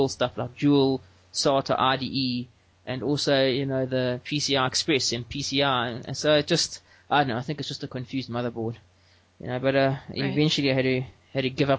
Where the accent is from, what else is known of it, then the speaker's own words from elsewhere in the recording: South Africa; I'm from South Africa where I work for an open source solutions company in Johannesburg